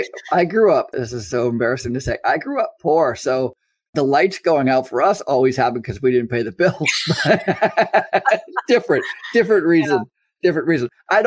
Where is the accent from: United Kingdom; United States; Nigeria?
United States; also born or lived in Massachusetts / Vermont; I grew up in, you know, Massachusetts and Vermont, the United States.